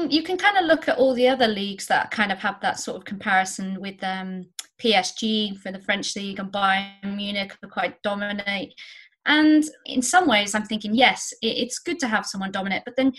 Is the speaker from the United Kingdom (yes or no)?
yes; United Kingdom; we're British